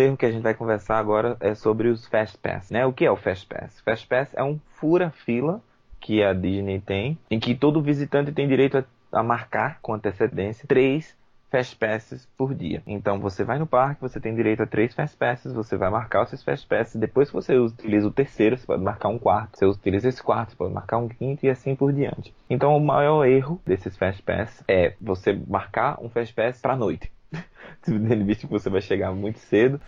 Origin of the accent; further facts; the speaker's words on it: Brazil; Sou brasileiro